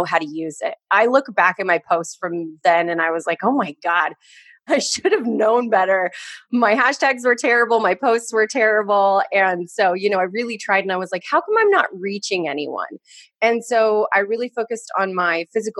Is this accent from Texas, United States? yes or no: no; Orange County, California, United States; I grew up in Orange County.